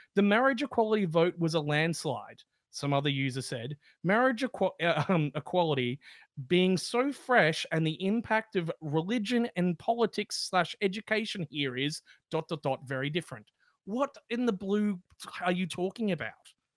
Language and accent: English; Australia